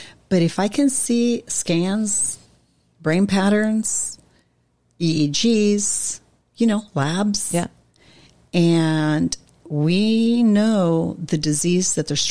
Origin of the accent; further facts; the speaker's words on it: Montevideo, Uruguay; I grew up in Montevideo